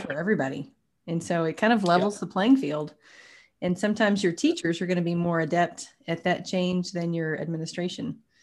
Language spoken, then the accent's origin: English; Tyler, Texas, United States; I'm from Texas, actually, grew up about two hours from Waco in a community called Tyler